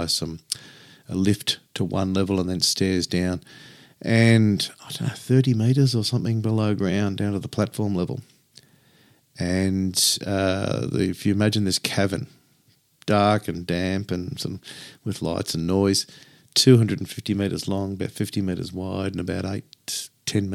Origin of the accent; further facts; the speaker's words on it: Australia; I'm Australian.